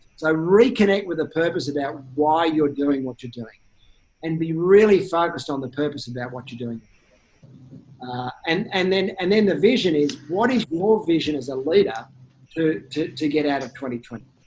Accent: Australia; as an Australian

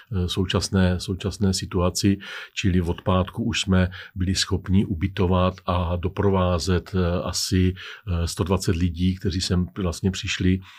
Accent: Czechia

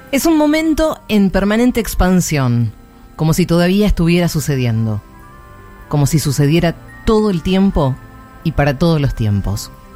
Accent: Polán, Castilla-La Mancha, Spain; also born or lived in Toledo; de Toledo, aunque vivía en Polán en ese momento, en mi pueblo

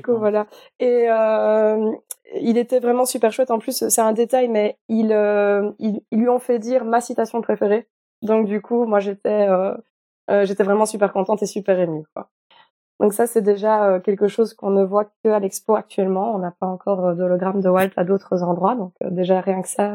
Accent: Belgium; ici en Belgique, parfois, on me parle en allemand. Et j'ai beau parler en français avec ma famille

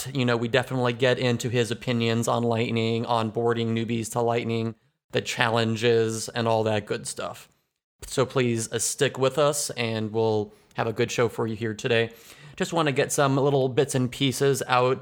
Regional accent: United States; I'm from the United States

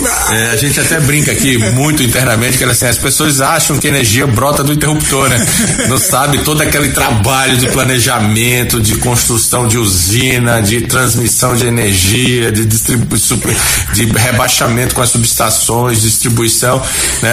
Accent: Recife, Pernambuco, Brazil; moved away as an adult; also born or lived in Aracaju, Sergipe / Minas Gerais; now in Campo Grande, Brazil; eu nasci em Recife, eu sou pernambucano. pernambucano. Fui criado

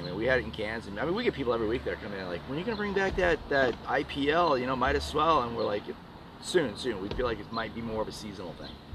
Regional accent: Northeast, United States; now in Houston, United States; I'm from the Northeast

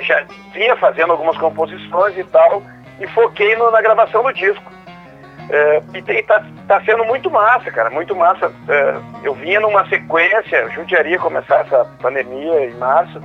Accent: Tupanciretã, Rio Grande do Sul, Brazil; now in Porto Alegre, Brazil; Eu sou de Tupanciretão

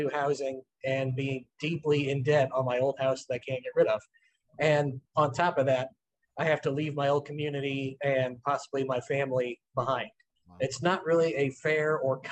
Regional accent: Granite City, Illinois, United States; also born or lived in Belleville, Illinois; my hometown of Granite City

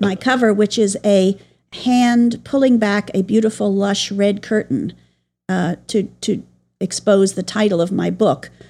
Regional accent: New York, United States; I grew up in New York

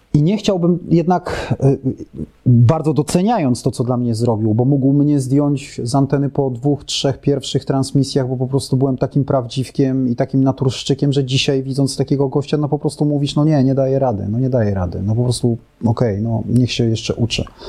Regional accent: Warsaw, Masovian Voivodeship, Poland; No ja jestem z Warszawy, więc i tak byłem z, z dużego polskiego miasta

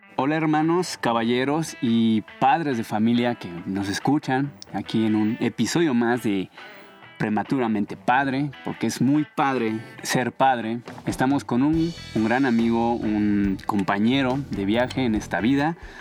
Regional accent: Mexico City, Mexico; Soy de aquí de la Ciudad de México

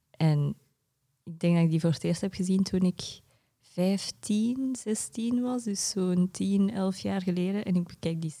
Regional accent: Tokyo, Japan; also born or lived in Jette, Belgium; maar officieel op mijn Japans paspoort ben ik van Onomichi. Maar ik was daar nog nooit geweest, omdat ik in Japan in Tokio ben opgegroeid.

